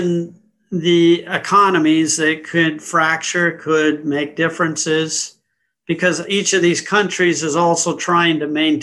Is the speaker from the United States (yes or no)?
yes; United States; also born or lived in London; I was born and raised in the U.S.